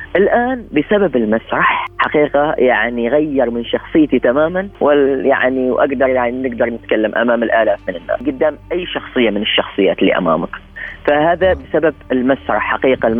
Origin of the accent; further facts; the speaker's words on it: Oman; نحن كعمانيين كشعب عماني